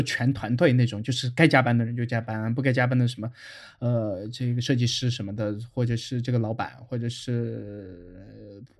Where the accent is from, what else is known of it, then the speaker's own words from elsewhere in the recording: China; 就之前我在外企时候，整个组就只有我我一个中国人，然后我看到我的同事们走了，我我就和他们一起走